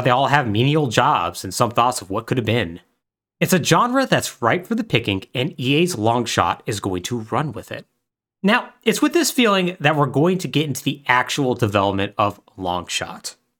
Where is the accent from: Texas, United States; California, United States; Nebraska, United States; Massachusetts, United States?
Texas, United States; El Paso; I experienced somewhat growing up in West Texas